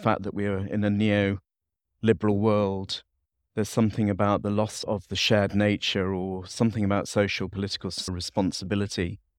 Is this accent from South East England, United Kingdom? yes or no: no; Leeds, Yorkshire and the Humber, United Kingdom; I'm from the North U K. I'm from the city of Leeds.